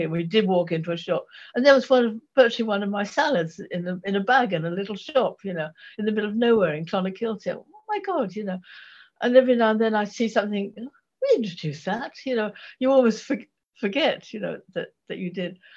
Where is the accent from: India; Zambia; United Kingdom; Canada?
United Kingdom; Ipswich, East of England; now in Norfolk, United Kingdom; I, I grew up in Suffolk